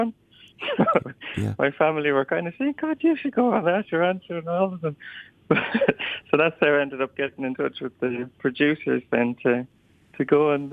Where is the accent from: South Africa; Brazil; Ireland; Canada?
Ireland; Clonroche, Leinster; I'm fairly confident I'm the first from Clonroche, but I'm sure about County Wexford